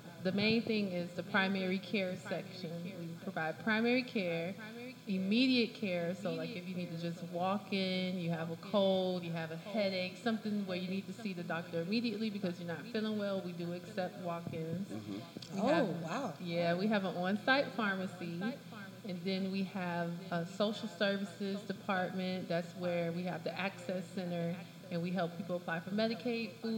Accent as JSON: {"language": "English", "town": "Miami Gardens", "region": "Florida", "country": "United States", "tie": "born or raised there", "said": "I am from Miami Gardens"}